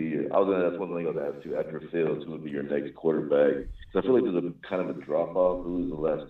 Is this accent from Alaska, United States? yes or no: no; Texas, United States; Now, I'm from Texas, and I love Bijan